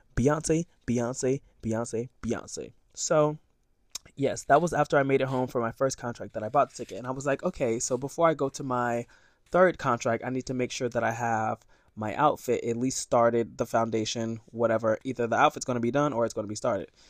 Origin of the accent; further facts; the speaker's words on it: Sarasota, Florida, United States; I'm from Sarasota, Florida